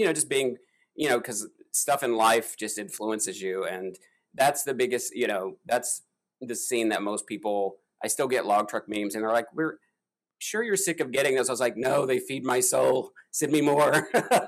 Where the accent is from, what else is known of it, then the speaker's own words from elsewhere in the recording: Kentucky, United States; I'm from Kentucky, which is like hill country here in America